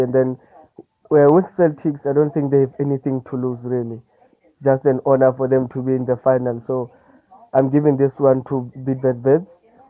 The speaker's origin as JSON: {"language": "English", "town": "Johannesburg", "region": "Gauteng", "country": "South Africa", "said": "then I'm from Soweto, Dobsonville."}